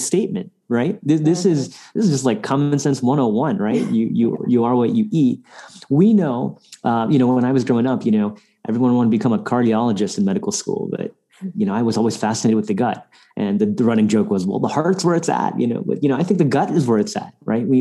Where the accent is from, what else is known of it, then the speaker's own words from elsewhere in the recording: India; moved away; we go to South Asia, where I'm from, I'm Indian by birth